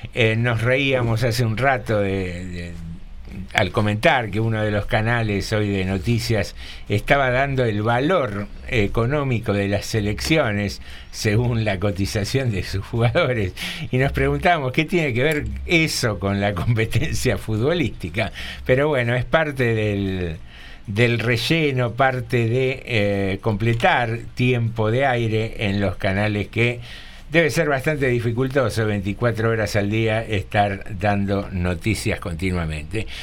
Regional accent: General Rodríguez, Buenos Aires Province, Argentina; somos los argentinos, los bonaerenses o los rodriguenses

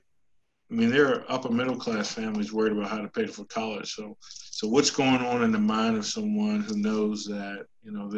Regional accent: Washington, District of Columbia, United States; now in South Carolina, United States; I grew up in Washington, DC

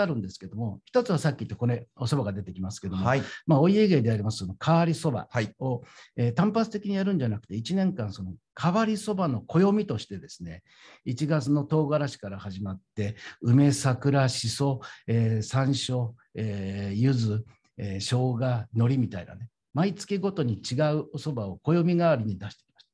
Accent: Tokyo, Japan; 芝で生まれて芝で育った、えまあ、江戸っ子の、えー、端くれ

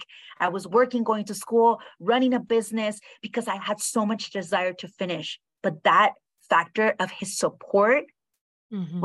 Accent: Utah, United States; moved away as an adult; also born or lived in Mexico City, Mexico / California, United States / Los Angeles, United States; I was the 70-year-old girl that grew up in Utah

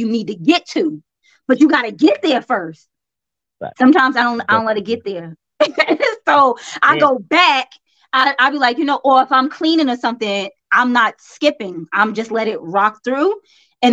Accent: New York City, New York, United States; accent: country; was born in Brooklyn

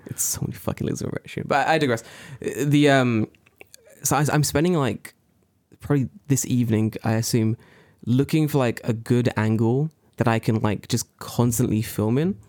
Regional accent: London, United Kingdom; moved away; I'm from London.

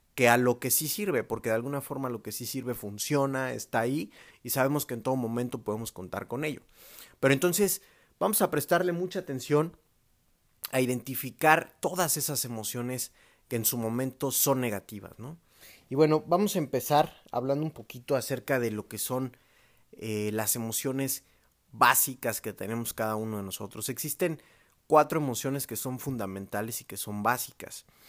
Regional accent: Mexico; los que somos mexicanos

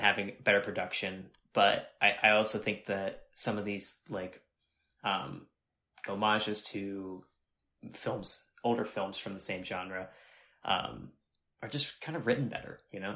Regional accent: Northeast Ohio, United States; I'm from, uh, a little rural town of three thousand people, uh, in Northeast Ohio, um, pretty close to Youngstown

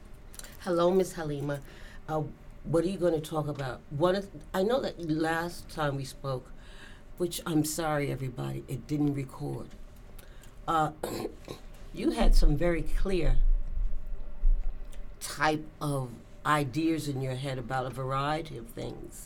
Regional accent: New York City, New York, United States; I was born in the Bronx and worked in the Bronx for 40-some years

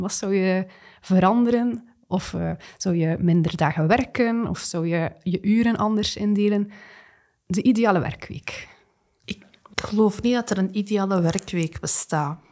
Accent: Flanders, Belgium; we daar als Vlamingen, als Belgen

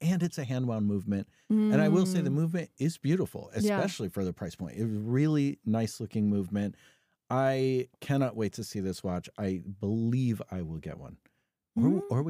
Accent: California, United States; Well, I am from California.

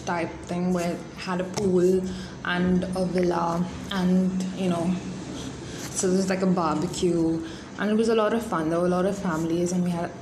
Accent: India; I'm Indian, we make chapatis

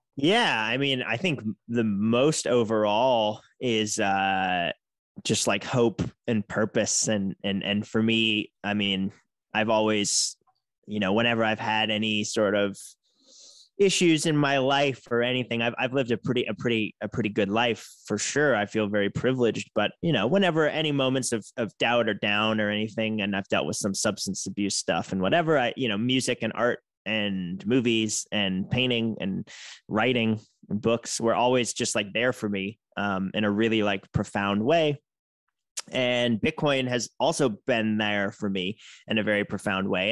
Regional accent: outside of Boston, Massachusetts, United States; moved away as an adult; now in San Francisco Bay Area, United States; I grew up outside of Boston

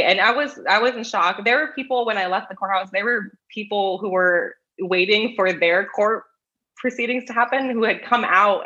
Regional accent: Los Angeles, California, United States; I am from Los Angeles

